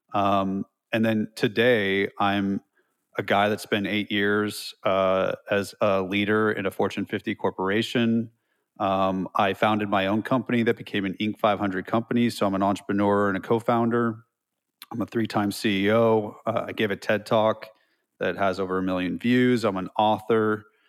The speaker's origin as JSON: {"language": "English", "region": "California", "country": "United States", "tie": "born or raised there", "also_born_or_lived": "Los Altos Hills, California / Los Angeles, California", "moved": "as an adult", "lives_now": "Nashville, United States", "said": "I'm from California, so I say dude, and I had long hair and hoop earrings"}